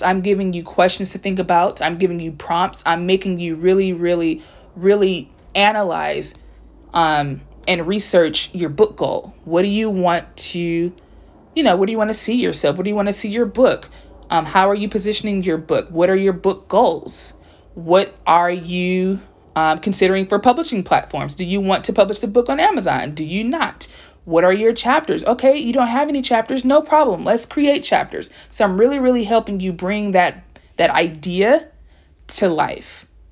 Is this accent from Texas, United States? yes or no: no; Compton, California, United States; first language English; also born or lived in South Korea; born in Los Angeles, California, by way of Compton